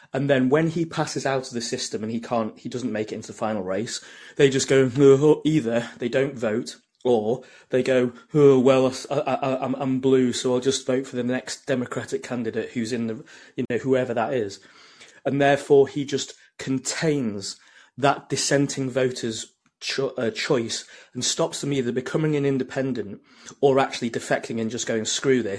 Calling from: United Kingdom; From the UK.

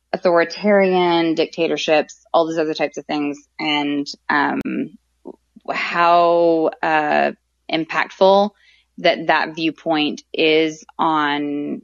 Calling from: Arkansas, United States; I'm calling from Arkansas

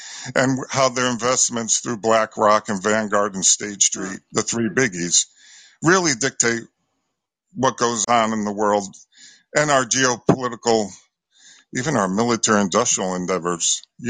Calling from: Connecticut, United States; I'm calling from Connecticut.

